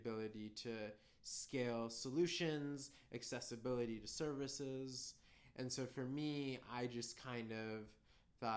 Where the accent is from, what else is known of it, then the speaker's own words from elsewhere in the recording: San Francisco Bay Area, California, United States; also born or lived in India; I am from the San Francisco Bay Area. That's where I was born and raised.